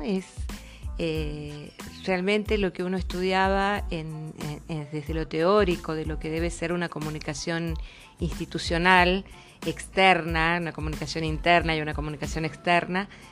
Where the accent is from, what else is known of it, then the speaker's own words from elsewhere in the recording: Santiago del Estero, Argentina; somos Santiago del Estero, la cuna del doctor Ramón Carrillo